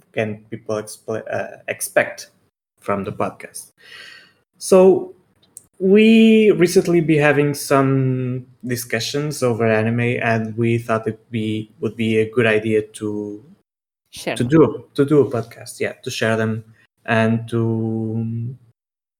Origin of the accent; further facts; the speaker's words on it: Portugal; I am 30 years old and I'm from Portugal